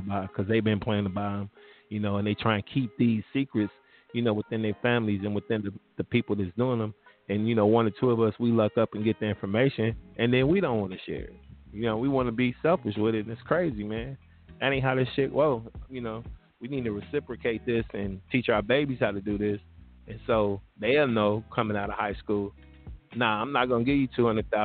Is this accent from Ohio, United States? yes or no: yes; Ohio, United States; born or raised there